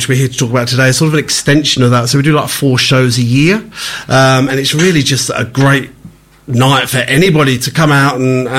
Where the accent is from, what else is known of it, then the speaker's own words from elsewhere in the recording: London, United Kingdom; accent: London; moved away as an adult; also born or lived in Mallorca, Spain; now in Australia; I started actually as a graphic designer back in London. You can probably tell from my accent.